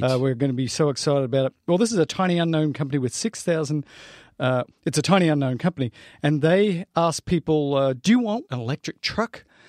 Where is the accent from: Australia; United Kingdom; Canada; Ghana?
Australia; I'm Australian